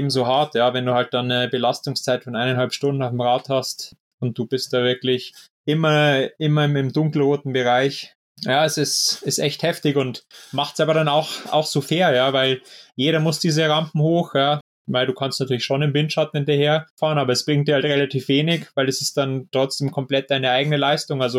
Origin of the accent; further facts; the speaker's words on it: Bavaria, Germany; gerade jetzt da aus der Nähe von Regensburg, aus meiner Heimatstadt, ähm, da hat sich jetzt auch ähm, so ein ja, kleiner Verein gebildet